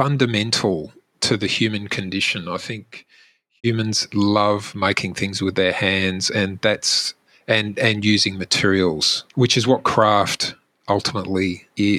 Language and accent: English; Melbourne, Victoria, Australia; moved away as an adult; also born or lived in Canberra; now in Adelaide, Australia; I grew up in Melbourne, studied in Canberra, came to Adelaide for an opportunity and stayed.